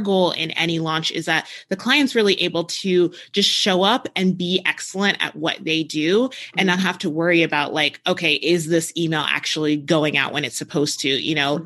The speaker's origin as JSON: {"language": "English", "region": "New Jersey", "country": "United States", "tie": "born or raised there", "moved": "yes", "lives_now": "New Mexico, United States", "said": "I grew up in New Jersey, so like I grew up around ocean"}